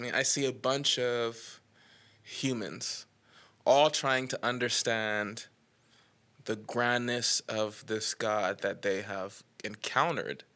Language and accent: English; Nassau, New Providence, Bahamas; moved away as an adult; now in Knoxville, United States; I am from Nassau, the Bahamas. I have lived in Knoxville, Tennessee for ten years now